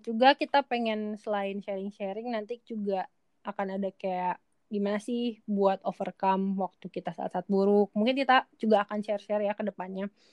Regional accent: Majalengka, West Java, Indonesia; aku orang Majalengka aku dari Jawa Barat aku dari Indonesia

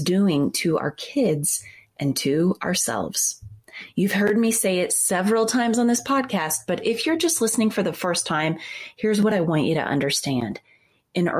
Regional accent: Midwest, United States; an 11-year-old growing up in the Midwest

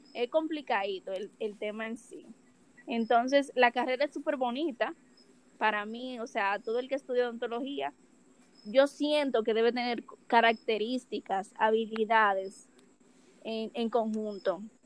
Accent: Dominican Republic; Soy de República Dominicana, 22 años

